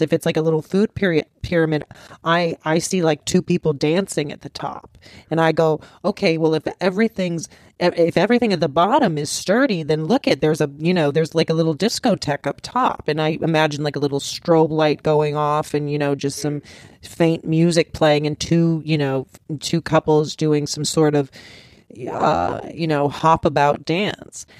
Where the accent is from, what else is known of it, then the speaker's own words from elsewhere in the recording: Los Angeles, California, United States; I'm from Rancho out here in, in Los Angeles